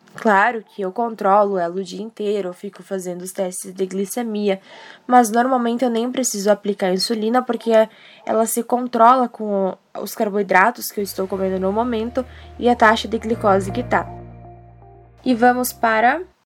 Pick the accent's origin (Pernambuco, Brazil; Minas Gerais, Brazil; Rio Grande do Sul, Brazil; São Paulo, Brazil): Rio Grande do Sul, Brazil; Erechim; sou de Erechim, Rio Grande do Sul